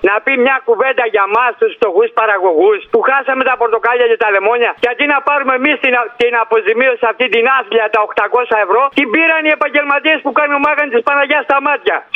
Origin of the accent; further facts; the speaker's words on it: Peloponnese, Greece; εγώ είμαι λαϊκαντή από την Πελοπόννησο.